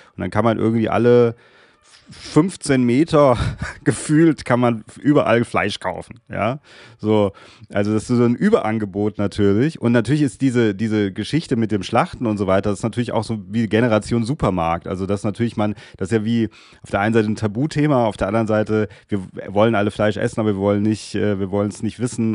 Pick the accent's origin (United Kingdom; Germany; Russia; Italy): Germany; Darmstadt, Hesse; Ich bin ja Südhesse.